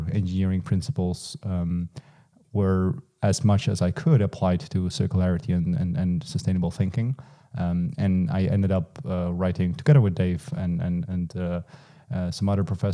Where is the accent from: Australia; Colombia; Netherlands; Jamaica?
Netherlands; eastern Netherlands; I grew up in the Eastern Netherlands